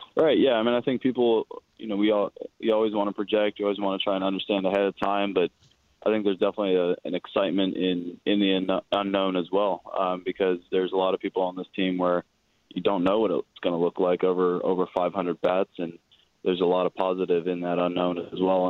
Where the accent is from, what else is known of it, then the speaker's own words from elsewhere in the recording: Oakland, California, United States; I'm from Oakland